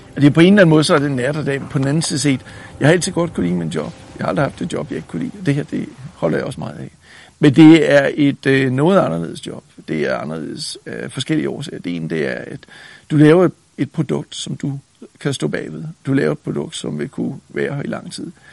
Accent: Denmark; moved away as an adult; now in United States; født og opvokset i Danmark, uddannet i Danmark

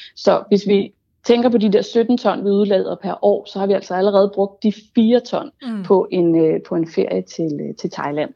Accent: Denmark; som dansker

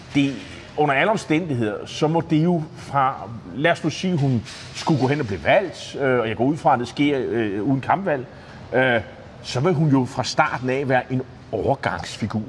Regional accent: Nexø, Capital Region of Denmark, Denmark; en, der kommer fra Næksø, det er min hjemby på Bornholm

